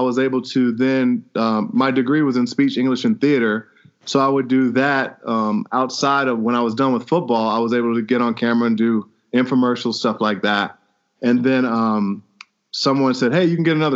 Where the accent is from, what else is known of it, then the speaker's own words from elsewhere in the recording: Chicago, Illinois, United States; Grew up on the south side of Chicago